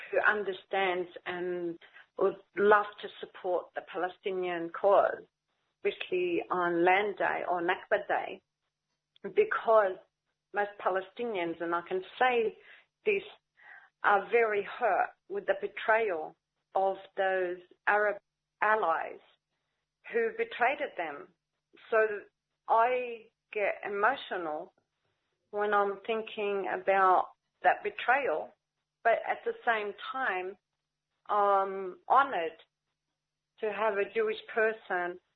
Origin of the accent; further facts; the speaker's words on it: Australia; also born or lived in Lebanon; I grew up all my life in Australia. I was born in Lebanon and then uh, we came here when I was very young we fled another war that happened in Lebanon, 1976.